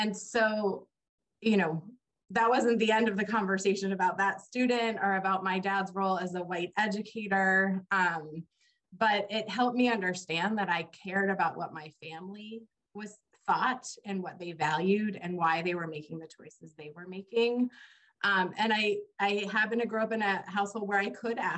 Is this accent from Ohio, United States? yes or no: yes; Cincinnati, Ohio, United States; I grew up in Cincinnati, Ohio